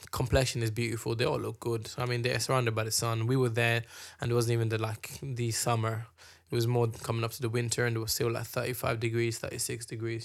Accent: Kenya; moved away; we grew up in Kenya

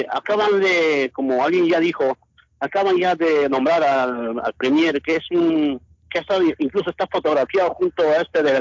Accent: Peru; como peruano me indigna que muchas veces nosotros de lejos criticamos, pero hay que estar allá siquiera unos cuatro, cinco, seis meses para saber la realidad de nuestro Perú.

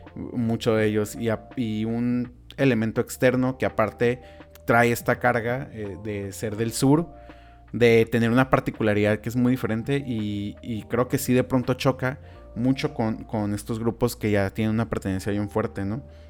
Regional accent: Mexico; como mexicanos

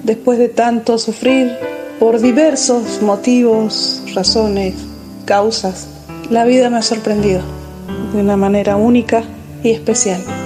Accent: San Juan, Argentina; soy de Argentina, provincia de San Juan

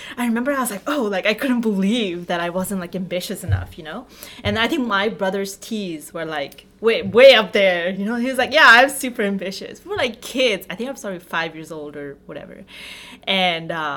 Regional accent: Bangladesh; moved away; my hometown, which was, like, a two-hour village away from the city that we lived in.

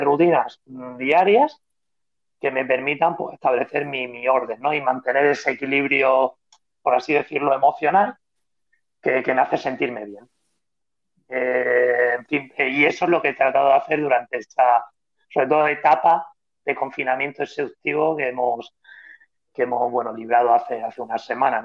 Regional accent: Spain; soy el único atleta español que ha vencido en Boston

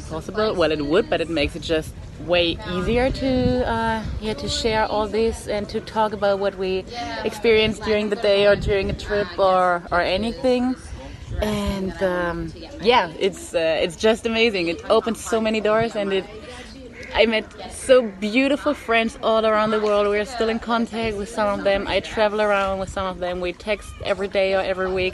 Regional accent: Germany; I'm from Germany and I speak German, English and Spanish.

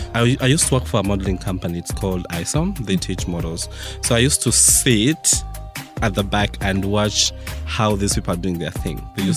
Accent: Mukono, Central Region, Uganda; I was born in Mukono, I was raised in Mukono. I went to school, my primary schools were in Mukono.

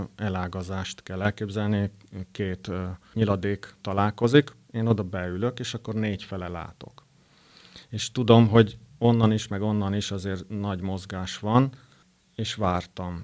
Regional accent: Szekszárd, Tolna, Hungary; nagyon szeretem Szexárdot is, kisváros, de hát ide születtem

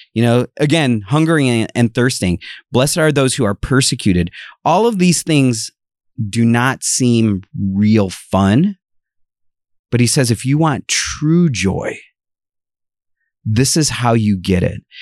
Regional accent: Ohio, United States; moved away; I am originally from Ohio.

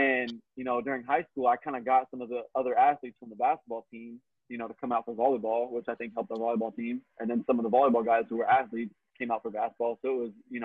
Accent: Phoenix, Arizona, United States; born and raised in Phoenix, actually. So I'm a native here

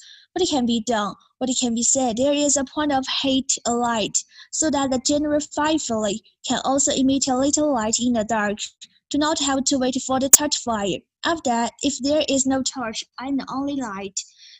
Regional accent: Ningxia, China; moved away; also born or lived in Xiamen; I'm 20 years old. I come from China, Ningxia province. Now I'm reading Xiamen University and my major is finance.

